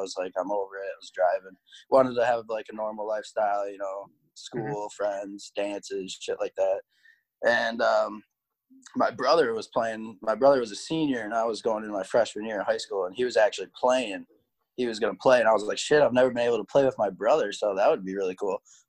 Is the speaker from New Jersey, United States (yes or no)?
no; Saginaw, Michigan, United States; when I was growing up in Saginaw